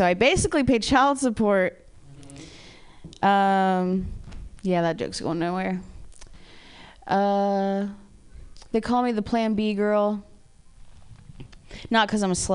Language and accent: English; Ohio, United States; I'm from Ohio